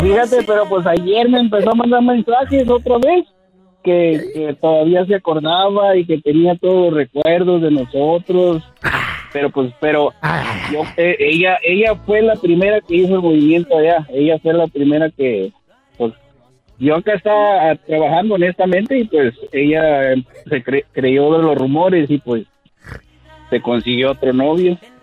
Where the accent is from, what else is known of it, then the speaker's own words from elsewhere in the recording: Jiménez, Chihuahua, Mexico; moved away as an adult; now in San Diego, United States; Yo de Chihuahua. Mira, este, yo me vine de allá